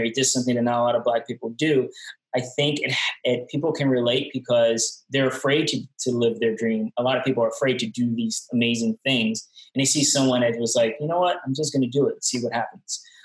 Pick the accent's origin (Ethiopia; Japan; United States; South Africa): United States; New York City, New York; moved away as an adult; now in Asheville, United States; I'm from Brooklyn. I grew up in not a great environment